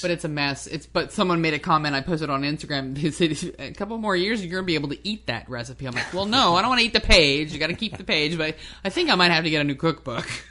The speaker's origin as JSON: {"language": "English", "region": "New Jersey", "country": "United States", "tie": "born or raised there", "moved": "yes", "said": "I grew up in New Jersey"}